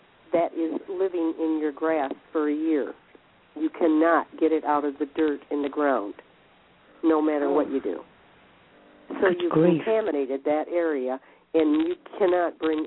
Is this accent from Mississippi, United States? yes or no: no; Michigan, United States; I'm from Michigan